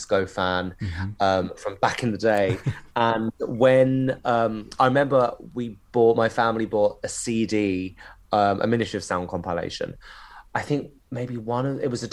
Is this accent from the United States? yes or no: no; Canterbury, South East England, United Kingdom; moved away; also born or lived in London; I grew up in Canterbury, in Kent